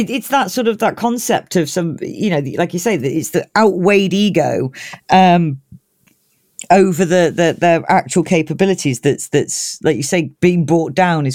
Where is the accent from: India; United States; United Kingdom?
United Kingdom; I love being British